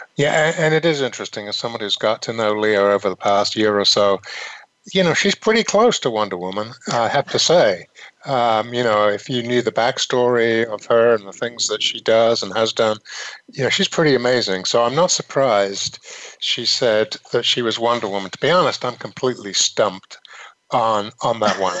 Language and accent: English; United Kingdom; moved away; I was raised in Britain